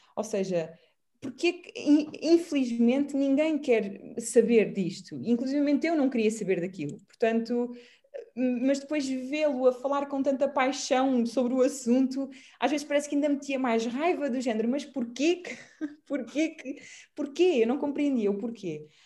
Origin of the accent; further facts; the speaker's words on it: Portugal; como boa portuguesa